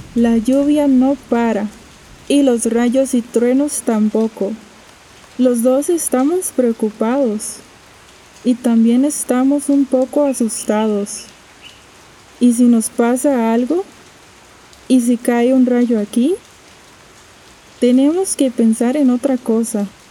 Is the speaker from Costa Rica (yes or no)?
yes; Costa Rica; soy de Costa Rica